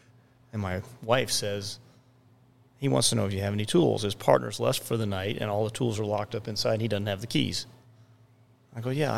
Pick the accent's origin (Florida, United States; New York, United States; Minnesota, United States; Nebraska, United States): Minnesota, United States; born there; I was born in Minnesota, but not Partridge, Minnesota.